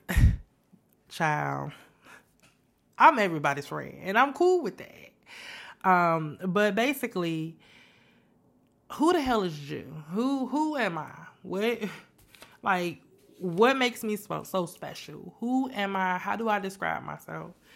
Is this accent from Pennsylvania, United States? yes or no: no; Chicago, Illinois, United States; moved away as an adult; also born or lived in San Antonio, Texas; now in Houston, United States; I'm originally from Chicago, born and raised on the west side of Chicago, the best side of town